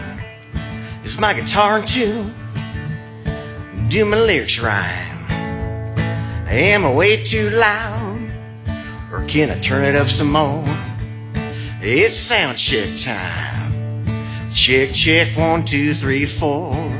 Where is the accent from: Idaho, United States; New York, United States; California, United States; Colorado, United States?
California, United States; Southern; also born or lived in Chico, California; I'm born and raised in Southern California.